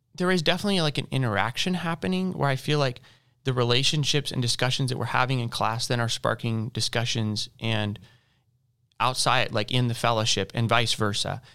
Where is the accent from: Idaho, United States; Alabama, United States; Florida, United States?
Idaho, United States; Boise; now in Louisville, United States; I am from Boise, Idaho.